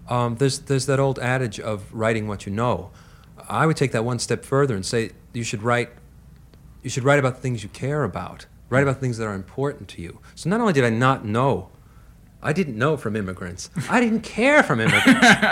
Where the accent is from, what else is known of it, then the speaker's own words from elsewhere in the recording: Long Island, New York, United States; I grew up on Long Island. That was the old country.